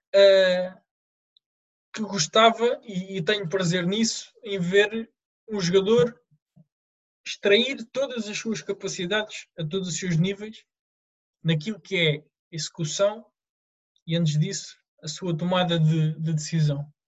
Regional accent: Lisbon, Portugal; sempre no clube da, da, minha, da minha terra, no Rodense

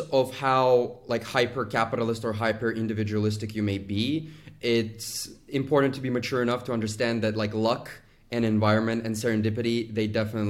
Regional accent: Azerbaijan; also born or lived in United States; Originally, I am from Azerbaijan, went to school in the United States, studied Chinese and finance.

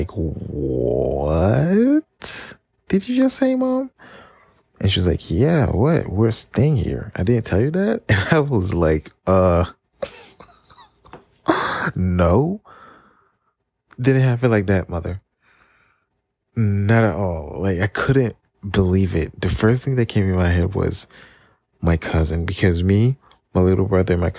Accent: Paris, Île-de-France, France; now in United States; growing up in Paris

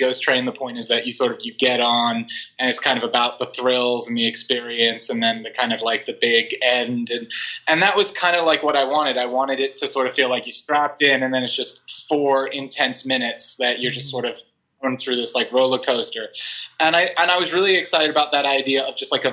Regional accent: New Mexico, United States; also born or lived in Texas; my family's from Texas originally. I grew up partially in New Mexico.

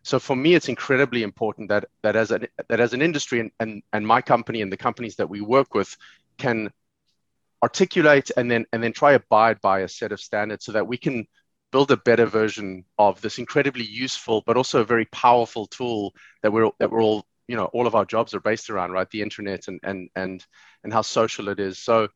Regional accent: South Africa; now in Dublin, Ireland; I live in Dublin now, but I grew up in South Africa in the 80s and the 90s

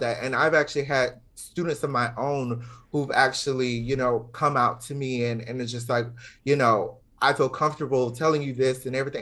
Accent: Georgia, United States; moved away; also born or lived in Florida; growing up in the South

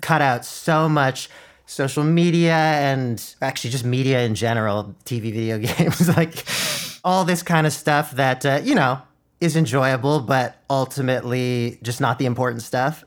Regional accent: Ottawa, Ontario, Canada; first language Mandarin; English is a second language; went to school in super white Ottawa

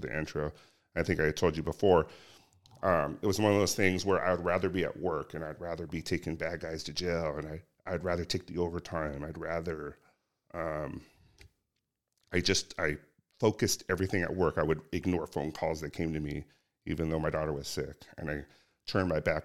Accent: Cerritos, California, United States; I grew up locally. I grew up in Cerritos, went to Artesia High School

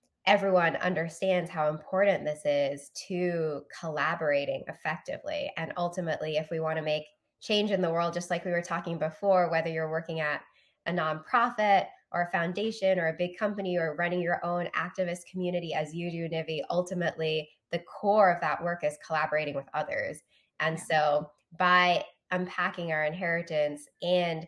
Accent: London, United Kingdom; also born or lived in Singapore; now in United States; in the UK, where I grew up

